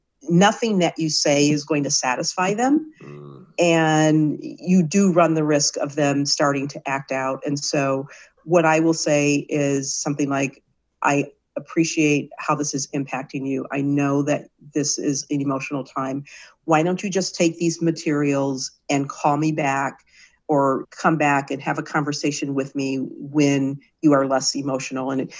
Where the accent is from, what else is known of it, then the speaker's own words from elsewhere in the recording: Michigan, United States; I'm from Michigan, big Michigan sports fan